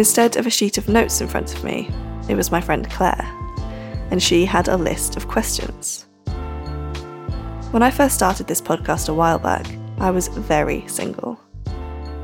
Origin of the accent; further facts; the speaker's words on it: Norfolk, East of England, United Kingdom; now in Manchester, United Kingdom; I live in Manchester, but I'm from Norfolk.